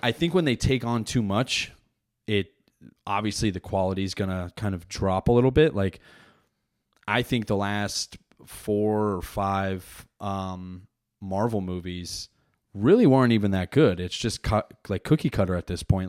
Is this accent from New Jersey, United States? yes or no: yes; New Jersey, United States; I'm from Jersey